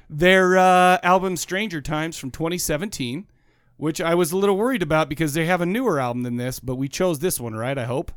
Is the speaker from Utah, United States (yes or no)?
yes; Farmington, Utah, United States; Farmington, growing up in Farmington has given me a lot of, uh, it, it taught me manners